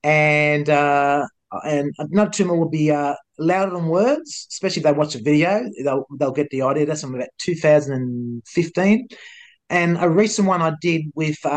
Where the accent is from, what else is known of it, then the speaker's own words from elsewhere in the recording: Melbourne, Victoria, Australia; He says, Melbourne. I said, so am